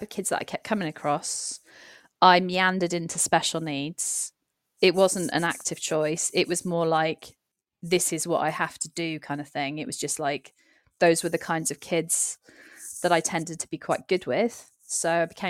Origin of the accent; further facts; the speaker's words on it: Cardiff, Wales, United Kingdom; moved away; also born or lived in Gloucestershire; I'm from a big city. I'm from Cardiff.